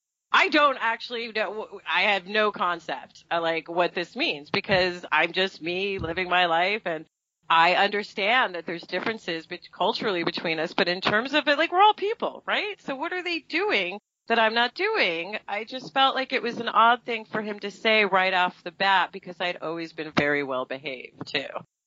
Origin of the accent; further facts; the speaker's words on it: New York, United States; accent: Brooklyn; That's my real accent, I think, by the way. Like, if you strip me down when I'm really exhausted, I sound like I'm from Brooklyn, you know?